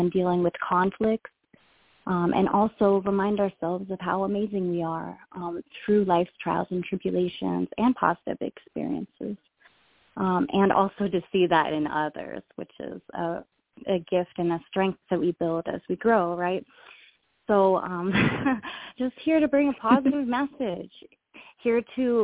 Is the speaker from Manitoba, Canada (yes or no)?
no; Ontario, Canada; moved away as an adult; now in Hawaii, United States; I was born in Ontario, Canada.